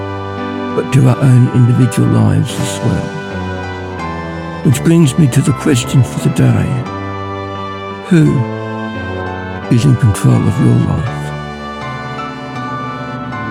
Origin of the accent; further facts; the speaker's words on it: Ballarat, Victoria, Australia; I'm from Ballarat.